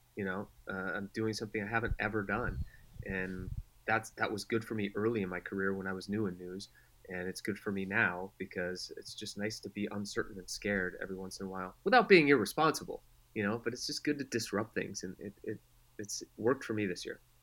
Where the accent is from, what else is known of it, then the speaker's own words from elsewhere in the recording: Denver, Colorado, United States; moved away; also born or lived in San Diego; I grew up in Denver